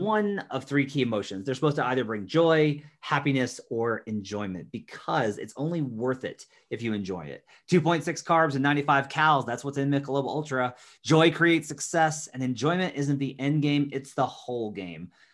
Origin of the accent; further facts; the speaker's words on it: Arkansas, United States; I grew up in Arkansas where the only real opportunity I had to watch games was just Bulls games